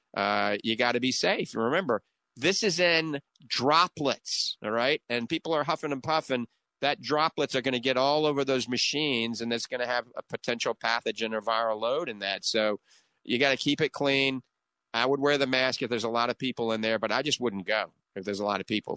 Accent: New Orleans, Louisiana, United States; accent: coonass (Cajun); now in The Villages, United States; that's my little bit of my coon ass accent. I guarantee you, I grew up in New Orleans

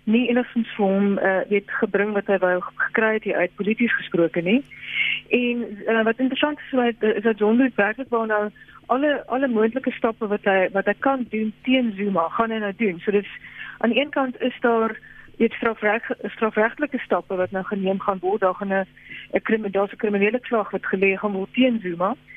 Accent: South Africa; ons as Suid-Afrikaners

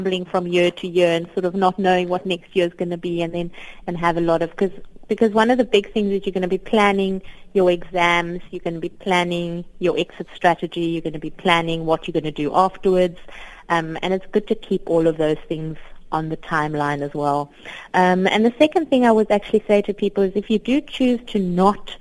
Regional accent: Cape Town, Western Cape, South Africa; I grew up on the Cape Flats in Cape Town

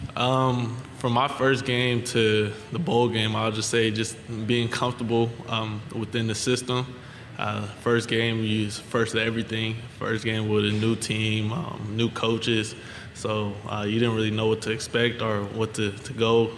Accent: California, United States; moved away as an adult; also born or lived in Arizona; now in Louisiana, United States; I'm from California, I'm from the West Coast

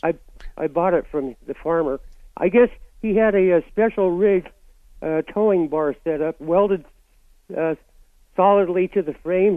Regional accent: Reno, Nevada, United States; up in Reno, my hometown

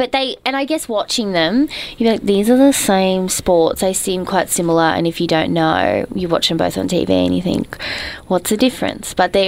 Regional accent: Queensland, Australia; now in Victoria, Australia; I'm a Queenslander.

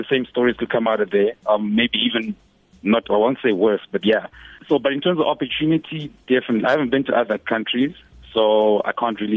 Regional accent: Johannesburg, Gauteng, South Africa; also born or lived in Zimbabwe; because I grew up in in Joburg, the north of Joburg. So even with regards to speaking Zulu and other um, indigenous languages

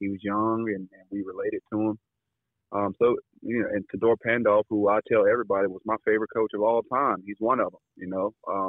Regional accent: the South, United States; I'm from the South.

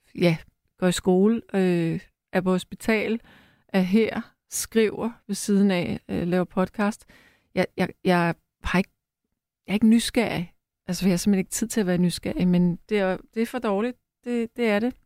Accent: Frederiksberg, Capital Region of Denmark, Denmark; på Frederiksberg, hvor jeg er opvokset

